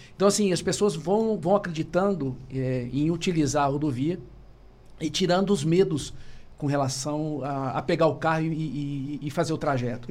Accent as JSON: {"language": "Portuguese", "town": "Maringá", "region": "Paraná", "country": "Brazil", "tie": "born or raised there", "also_born_or_lived": "Cascavel", "said": "sou natural de Maringá"}